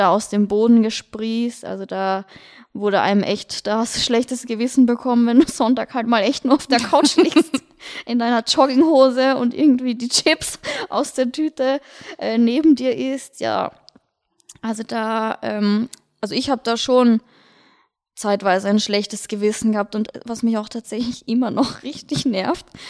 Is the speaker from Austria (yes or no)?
yes; Vienna, Austria; moved away as an adult; now in Munich, Germany; ich komme aus Wien, falls man es hört an meinem Dialekt.